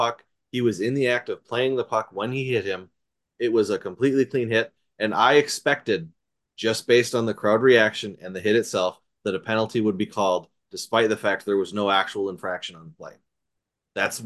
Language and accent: English; Antigo, Wisconsin, United States; Growing up in Anago